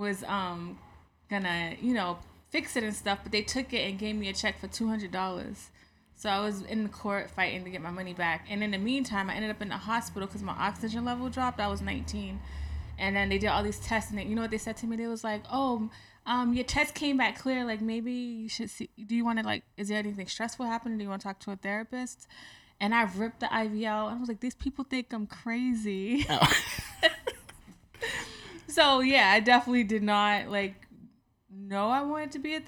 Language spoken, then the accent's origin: English; Boston, Massachusetts, United States; moved away; also born or lived in Georgia; I'm from Boston, but I lived in Georgia for a couple of years